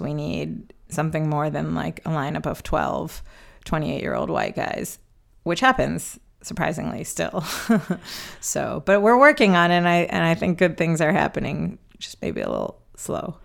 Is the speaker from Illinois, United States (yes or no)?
yes; Chicago, Illinois, United States; moved away; born and raised in Chicago, although I don't live there anymore